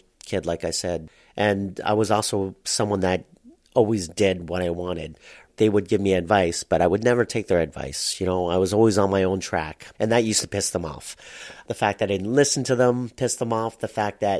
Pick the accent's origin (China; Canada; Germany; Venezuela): Canada; Toronto, Ontario; also born or lived in Markham, Ontario; I was born in Scarborough and then brought up in Scarborough.